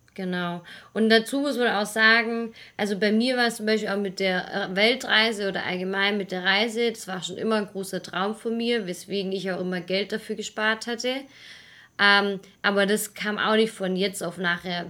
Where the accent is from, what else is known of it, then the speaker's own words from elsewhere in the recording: Swabia, near Stuttgart, Baden-Württemberg, Germany; moved away as an adult; also born or lived in Munich; wir beide kommen aus dem Schwaberländle. Genau. aus der Nähe von Stuttgart, also eigentlich ja weiter unten noch, ein bisschen im Süden